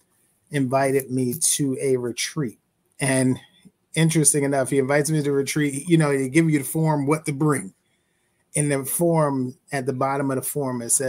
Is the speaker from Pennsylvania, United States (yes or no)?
yes; Philadelphia, Pennsylvania, United States; I'm from Philly, born and raised. West Oak Lane, came up there as a young person.